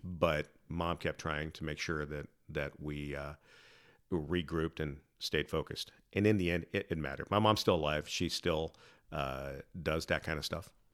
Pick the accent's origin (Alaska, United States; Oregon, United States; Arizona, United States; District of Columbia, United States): Oregon, United States; Salem; also born or lived in San Diego; primarily grew up in, in Salem